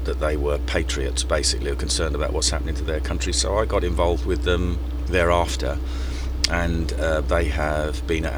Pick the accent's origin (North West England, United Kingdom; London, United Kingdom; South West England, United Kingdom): London, United Kingdom; also born or lived in Mile End / Stratford / Forest Gate; I come from East London. I grew up on the Isle of Dogs, Mile End, lived in Stratford, still live in Forest Gate.